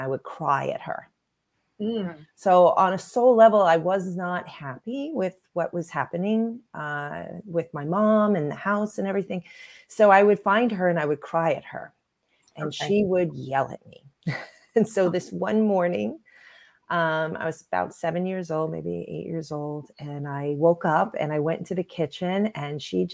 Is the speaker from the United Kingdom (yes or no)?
no; Long Island, New York, United States; I grew up on Long Island, New York